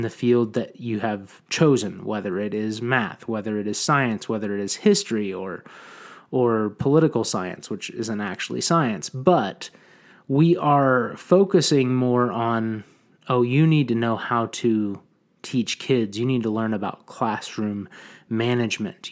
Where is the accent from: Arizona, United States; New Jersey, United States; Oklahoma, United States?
Oklahoma, United States; I wanted to move back to my hometown and be a positive influence on the community I wanted to raise my children in.